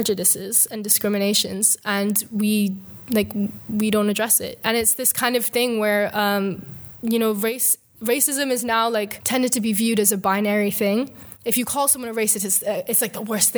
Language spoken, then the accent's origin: English; Scotland, United Kingdom; I grew up in Scotland and most of my life, like say like 16 years passed